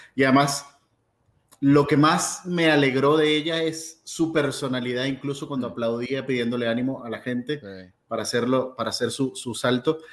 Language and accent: Spanish; Venezuela; para mí como venezolano